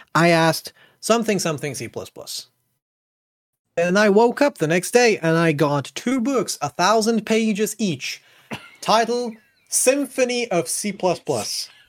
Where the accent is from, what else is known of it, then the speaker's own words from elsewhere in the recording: Poland; moved away; I'm not currently in Poland, but I'm from Poland, I'm Polish